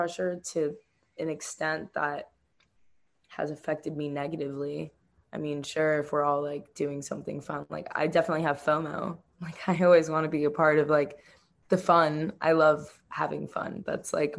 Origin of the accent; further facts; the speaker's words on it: Miami, Florida, United States; now in Eugene, United States; Growing up in Miami was awesome. I'm Cuban and Jamaican, so it's like where my people are